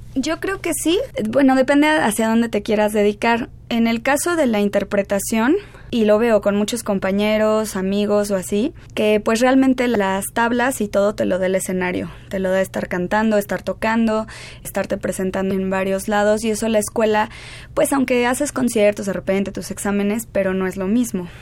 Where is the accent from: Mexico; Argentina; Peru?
Mexico; Mexico City; Yo soy de aquí del DF.